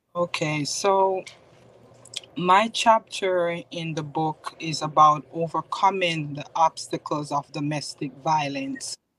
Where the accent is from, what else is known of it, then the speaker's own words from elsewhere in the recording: Spanish Town, Jamaica; now in Bloomfield, United States; I am originally from Spanish Town, Jamaica, West Indies